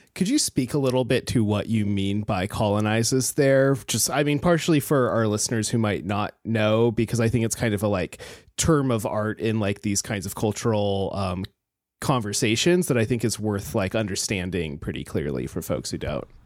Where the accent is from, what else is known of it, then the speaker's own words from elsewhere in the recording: Alaska, United States; I come from Alaska